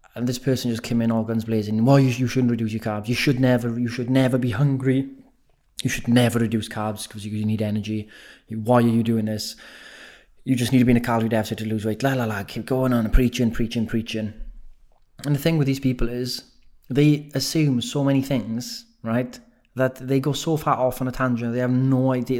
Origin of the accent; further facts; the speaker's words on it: Wales, United Kingdom; accent: Welsh; moved away; I have been told my accent's gone extra Welsh since I've been back in Wales